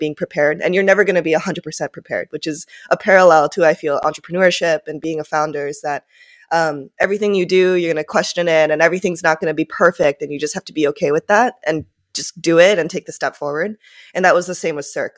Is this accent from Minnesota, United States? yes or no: yes; Minnesota, United States; first language Japanese; English is a second language; also born or lived in Tokyo, Japan; I grew up in Minnesota